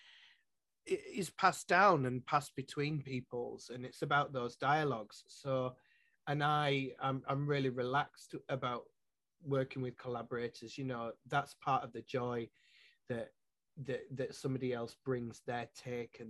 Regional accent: Yorkshire and the Humber, United Kingdom; first language English; moved away as an adult; now in Scotland, United Kingdom; I'm a Yorkshireman. English is my first language.

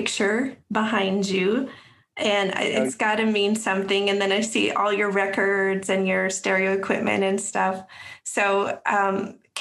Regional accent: Wyoming, United States; now in North Carolina, United States; I'm a transplant to North Carolina. Mm-hmm. I grew up in Wyoming

